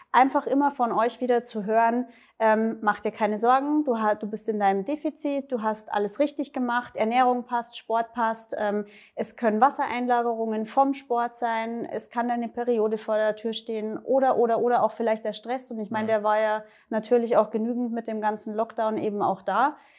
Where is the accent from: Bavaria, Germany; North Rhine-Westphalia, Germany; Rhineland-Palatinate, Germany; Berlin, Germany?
Bavaria, Germany; Erding; komme äh, aus der Nähe von München, Erding, Erdinger Therme